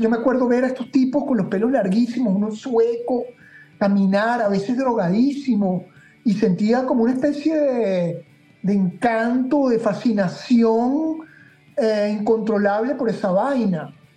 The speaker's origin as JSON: {"language": "Spanish", "town": "Caracas", "region": "Capital District", "country": "Venezuela", "tie": "born or raised there", "moved": "as an adult", "said": "yo caraqueño, sepa caraqueña, duro, me fui de, Venezuela cuando tenía 32 años, eh, pero coño, crecí en el Santiago de León"}